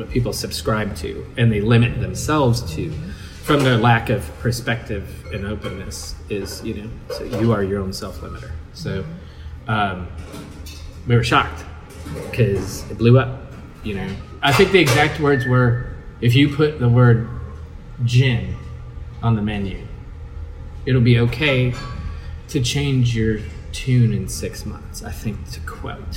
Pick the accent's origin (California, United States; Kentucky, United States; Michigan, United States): Kentucky, United States; Louisville; born or raised there